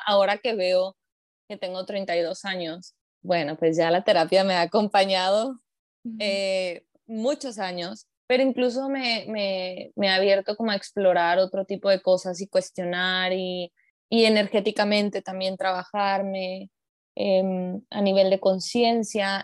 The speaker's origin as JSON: {"language": "Spanish", "country": "Mexico", "said": "yo soy una mujer mexicana"}